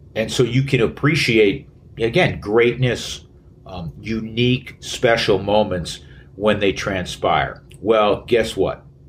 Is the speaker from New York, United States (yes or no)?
yes; New York City, New York, United States; moved away; my hometown of uh, the Big Apple